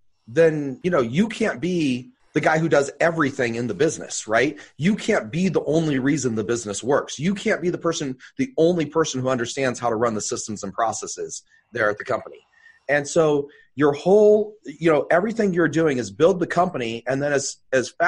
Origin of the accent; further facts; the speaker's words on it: Bay Area, California, United States; moved away as an adult; now in Idaho, United States; I'm originally from the Bay Area